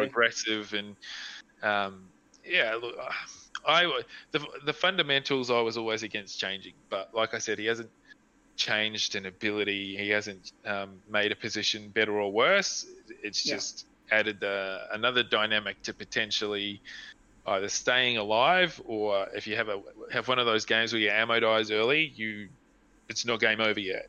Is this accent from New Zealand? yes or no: yes; New Zealand; now in Australia; I'm from New Zealand